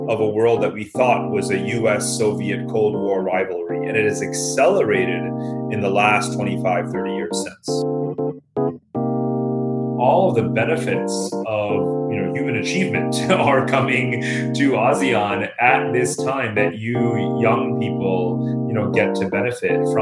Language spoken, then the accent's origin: English; New York, United States; I grew up partially in New York.